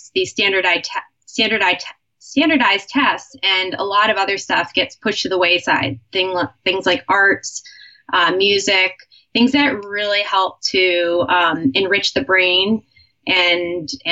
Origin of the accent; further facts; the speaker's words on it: Cape Cod, Massachusetts, United States; I was born in Massachusetts, Cape Cod area